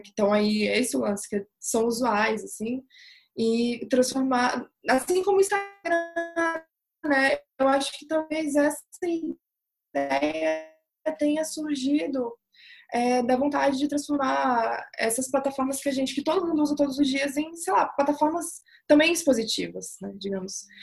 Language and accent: Portuguese; Brazil; Eu sou brasileira